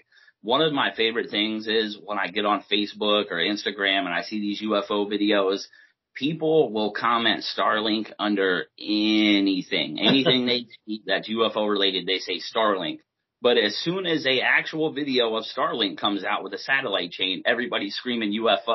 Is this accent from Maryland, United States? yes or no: yes; Maryland, United States; also born or lived in Delta, Pennsylvania; I grew up in Maryland most of my life growing up.